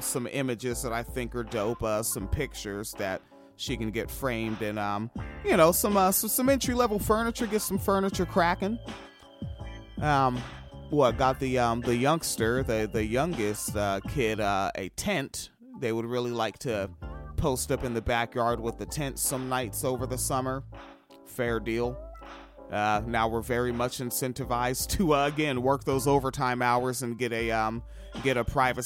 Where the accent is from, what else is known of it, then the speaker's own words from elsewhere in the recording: Washington, United States; moved away; also born or lived in Midwest; growing up in Washington State.